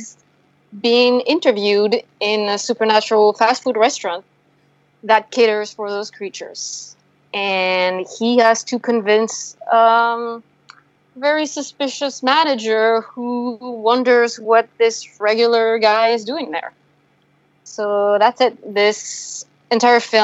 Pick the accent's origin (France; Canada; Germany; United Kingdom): France; now in New York City, United States; I'm a filmmaker who currently lives in New York City, and I come from France.